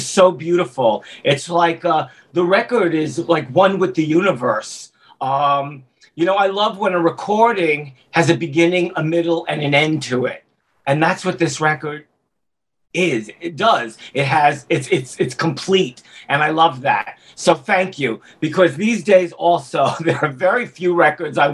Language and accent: English; New York City, New York, United States; growing up in Brooklyn at 14 years old